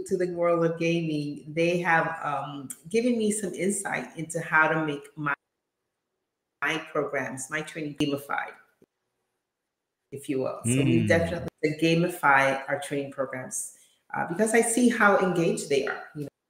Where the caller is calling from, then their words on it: Atlanta, Georgia, United States; From Atlanta.